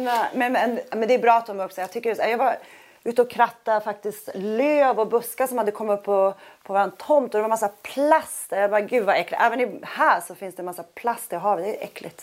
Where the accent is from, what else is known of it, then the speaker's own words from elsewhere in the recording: Sweden; also born or lived in New York / Miami; now in Monaco; i USA känner jag mig otroligt svensk